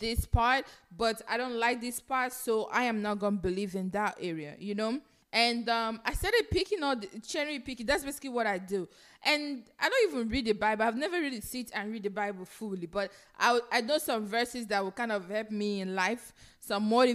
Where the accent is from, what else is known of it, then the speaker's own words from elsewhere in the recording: Nigeria; now in United States; I grew up in Nigeria